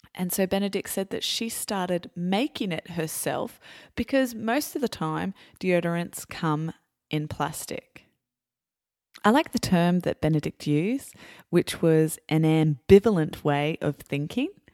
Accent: Australia; I'm Australian

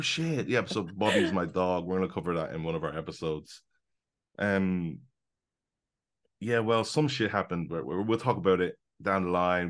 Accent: London, United Kingdom; now in Hong Kong; I'm based in Hong Kong. I was born in London.

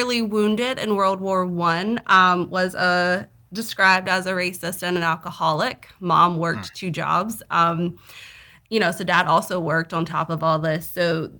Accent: the South, United States; accent: Southern; I'm from the South

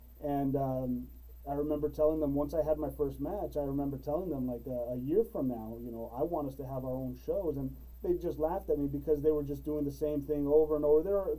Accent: Roma, Texas, United States; I was coming from Roma. You know, I raised in Roma, Texas.

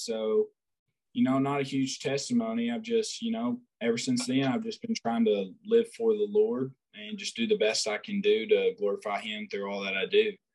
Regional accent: Batesville, Arkansas, United States; also born or lived in Cord, Arkansas; I'm from Batesville, Arkansas, or Cord, Arkansas, just a little town.

